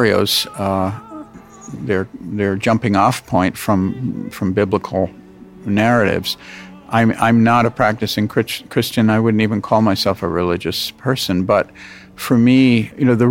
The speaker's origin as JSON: {"language": "English", "country": "United States", "said": "my life as an American"}